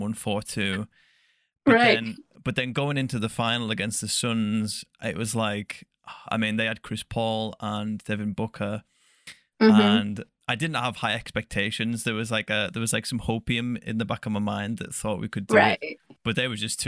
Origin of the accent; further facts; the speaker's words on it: England, United Kingdom; an English person